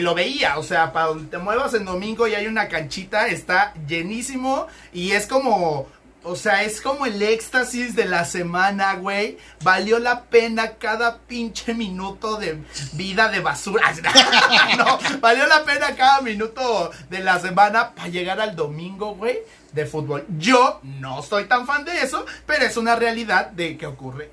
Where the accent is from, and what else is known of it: Mexico